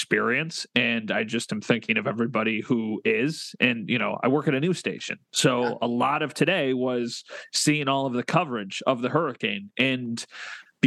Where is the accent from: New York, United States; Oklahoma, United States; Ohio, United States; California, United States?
New York, United States; Wheatfield; I grew up in Wheatfield.